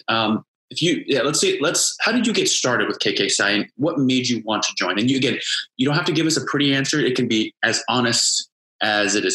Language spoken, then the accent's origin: English; Indianapolis, Indiana, United States; moved away; I'm originally from Indianapolis